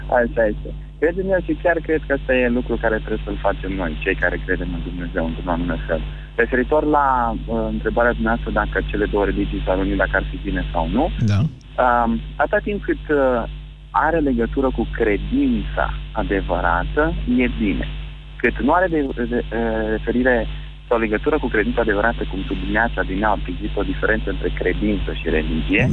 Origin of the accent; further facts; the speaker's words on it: Transylvania, Romania; sunt ardelean